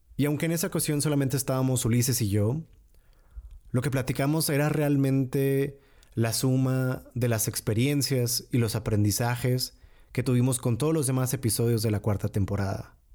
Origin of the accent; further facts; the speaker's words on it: Monterrey, Nuevo León, Mexico; moved away; yo llego ahí como norteño, como regio